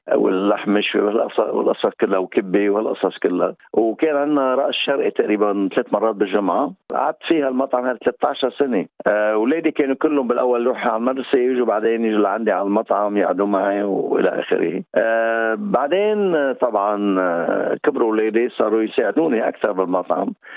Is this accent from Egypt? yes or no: no; Lebanon; moved away as an adult; also born or lived in France; now in New Zealand; أنا لبناني جيت من لبنان 1986 قبل ما اجي على نيوزيلاند كنت عايش في لبنان